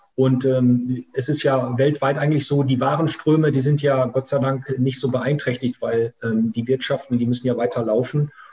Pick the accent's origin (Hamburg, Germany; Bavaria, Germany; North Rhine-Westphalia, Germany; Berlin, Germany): North Rhine-Westphalia, Germany; Münsterland; also born or lived in Essen / Africa; now in Ruhr area, Germany; komme ich aus Essen ursprünglich, ähm, bin dann aber ähm, äh, in einer anderen Stadt, äh, in Münsterland, aufgewachsen